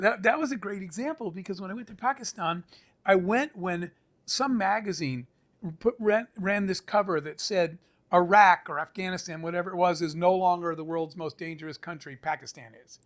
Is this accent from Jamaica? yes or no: no; Arizona, United States; I grew up in the Arizona desert